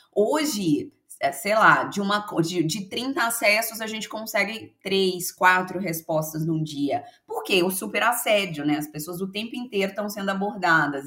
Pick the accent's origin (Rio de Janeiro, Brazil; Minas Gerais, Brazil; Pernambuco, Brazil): Minas Gerais, Brazil; Belo Horizonte; eu sou de Belo Horizonte, sou mineira de BH